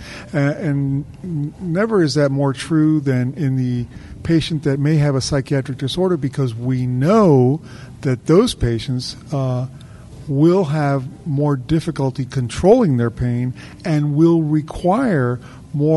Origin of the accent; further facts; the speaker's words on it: Miami, Florida, United States; also born or lived in New Orleans, Louisiana; now in Tampa, United States; I grew up in Florida, in Miami